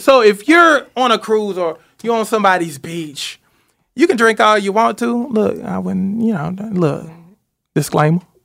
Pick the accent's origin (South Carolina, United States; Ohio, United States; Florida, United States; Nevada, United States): South Carolina, United States; Seneca; moved away; I'm from Seneca, South Ca-, South Carolina, so it's kinda like home